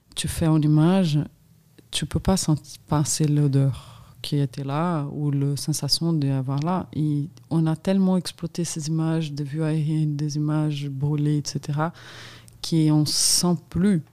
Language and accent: French; São Paulo, Brazil; French is a second language; moved away as an adult; also born or lived in Minas Gerais; now in France; j'ai grandi dans cette ville en adolescence, mais j'ai passé toute ma vie à São Paulo